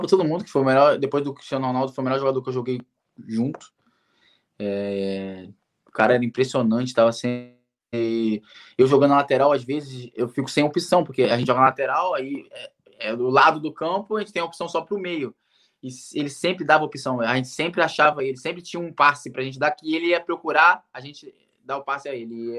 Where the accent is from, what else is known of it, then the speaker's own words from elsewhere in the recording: Rio de Janeiro, Brazil; moved away as an adult; also born or lived in Manchester, England / Cardiff, Wales; eu sou do Rio de Janeiro